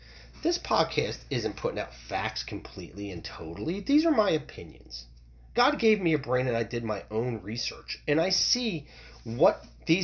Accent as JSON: {"language": "English", "country": "United States", "tie": "born or raised there", "said": "I come from America. I was born here, raised here. I'm American"}